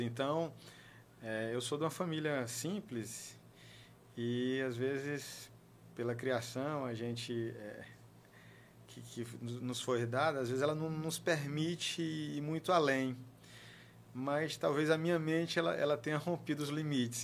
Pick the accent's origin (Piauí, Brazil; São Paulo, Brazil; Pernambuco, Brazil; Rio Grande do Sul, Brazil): Piauí, Brazil; Teresina; Eu comecei estudando é, é na escola Nossa Senhora do Perpétuo Socorro, na região central de Teresina